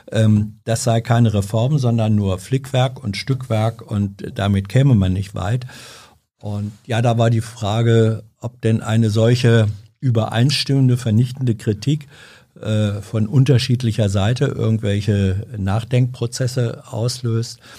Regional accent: Berlin, Germany; Berliner, ich weiß ja immer gar nicht, wo was ist.

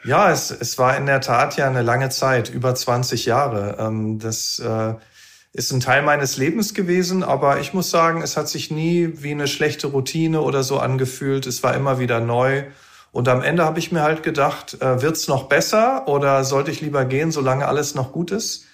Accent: Lünen, North Rhine-Westphalia, Germany; moved away as an adult; also born or lived in Wiesbaden-Mainz area; now in Dortmund, Germany; Ich bin dann äh, in Lünen-Brambauer äh, in den ersten Jahren aufgewachsen, bin dann noch ein Stück weiter rausgezogen.

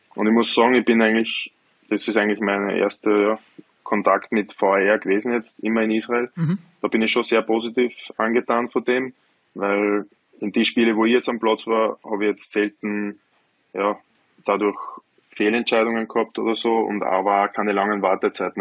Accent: Lower Austria, Austria; mein erster Verein in Niederösterreich, wo ich herkomme

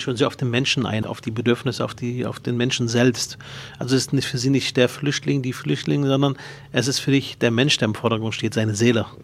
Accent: Berlin, Germany; mit fünf Jahren kam ich nach Berlin mit meinen Geschwistern

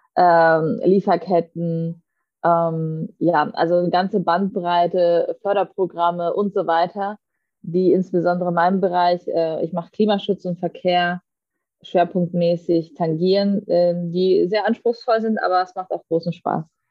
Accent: Southern Germany, Germany; für mich als Süddeutsche

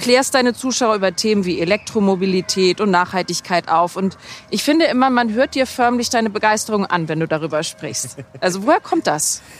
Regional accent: Hamburg, Germany; in Hamburg, da wo ich herkomme

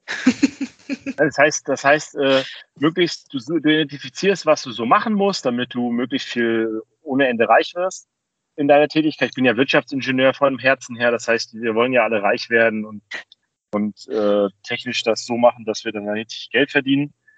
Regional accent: Rostock, Mecklenburg-Vorpommern, Germany; in meiner Heimatstadt Rostock

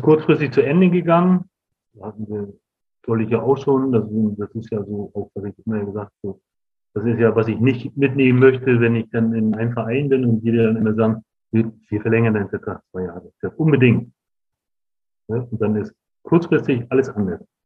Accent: Rostock, Mecklenburg-Vorpommern, Germany; dahin, wo ich groß geworden bin

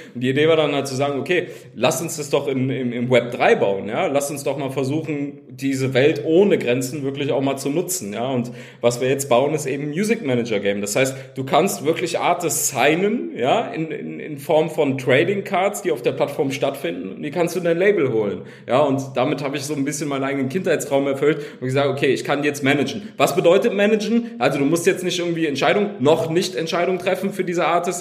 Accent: Cologne, North Rhine-Westphalia, Germany; ich komme komm aus Köln, aus Köln

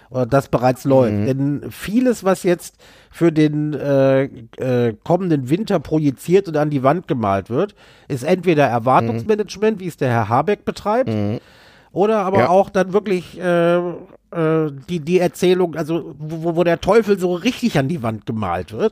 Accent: Düsseldorf, North Rhine-Westphalia, Germany; Düsseldorfer der Senat vor allen Dingen an Köln natürlich, ja.

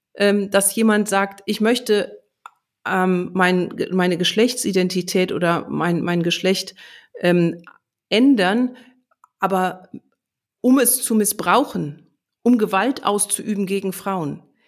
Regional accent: Germany; bei uns in Deutschland

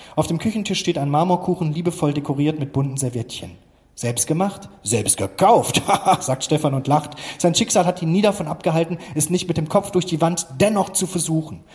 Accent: Krefeld, North Rhine-Westphalia, Germany; now in Hamburg, Germany; eigentlich komme ich aus Krefeld

